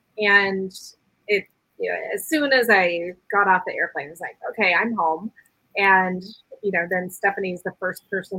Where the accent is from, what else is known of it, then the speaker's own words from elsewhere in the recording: Yale, Washington, United States; I grew up in Yale, Washington.